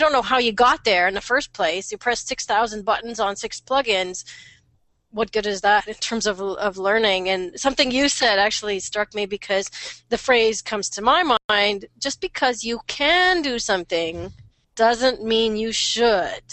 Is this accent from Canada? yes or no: yes; Canada